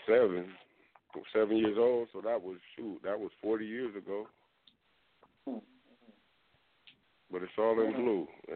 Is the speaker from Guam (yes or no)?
yes; Guam; moved away; the territory I was born in Guam.